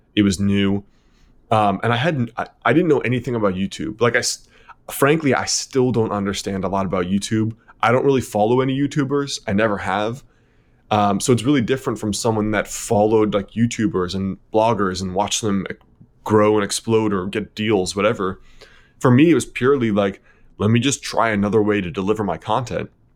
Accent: Connecticut, United States; also born or lived in New York City; I was born in New York City, then raised in Connecticut

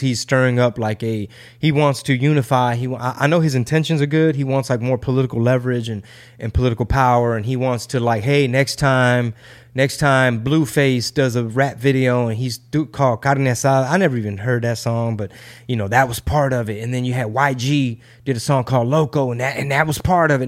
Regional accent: Texas, United States; I'm a Texan

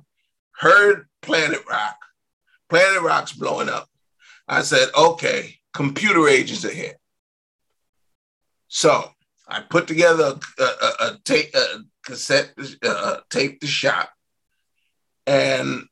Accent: New York City, New York, United States; we're from Brooklyn

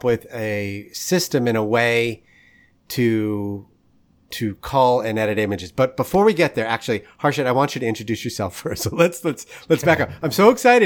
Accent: Rockland County, New York, United States; I grew up in Rockland County, which is not too far from where you are

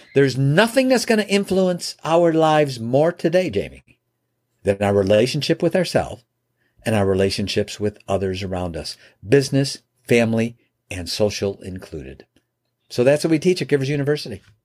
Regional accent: Chicago, Illinois, United States; moved away as an adult; now in Michigan, United States; I'm from Chicagoland area. I live in Michigan now, but back then I was in Chicago

